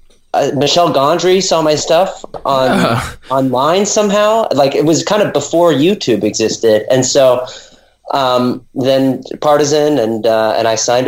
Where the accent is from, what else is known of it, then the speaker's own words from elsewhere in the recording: Los Angeles, California, United States; I'm born and raised in Venice